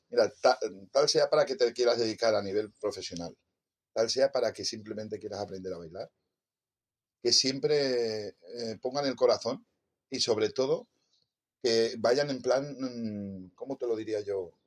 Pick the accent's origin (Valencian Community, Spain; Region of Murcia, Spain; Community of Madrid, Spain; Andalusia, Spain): Valencian Community, Spain; Torrent; en mi pueblo, en Torrente